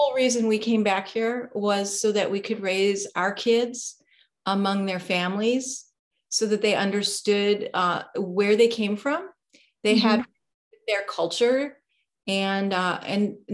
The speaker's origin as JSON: {"language": "English", "town": "Detroit", "region": "Michigan", "country": "United States", "tie": "born or raised there", "also_born_or_lived": "Delaware / Los Angeles, California", "said": "was raised here in a suburb of Detroit"}